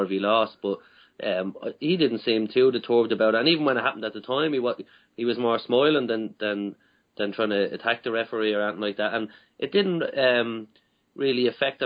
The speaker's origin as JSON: {"language": "English", "country": "Ireland", "said": "we're watching from Irish point of view"}